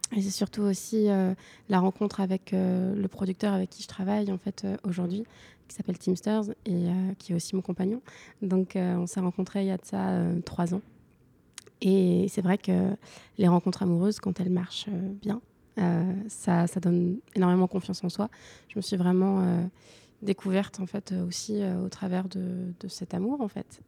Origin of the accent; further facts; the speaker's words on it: Lorient, Brittany, France; moved away; also born or lived in Paris; j'ai grandi une partie de mon enfance. Je fais une partie de mon enfance à Lorient